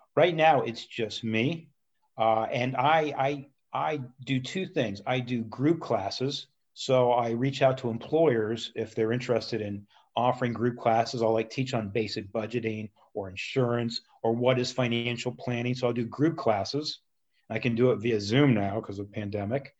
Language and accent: English; Columbus, Ohio, United States; also born or lived in Cincinnati; I always lived in the city of Columbus, went to Walnut Ridge High School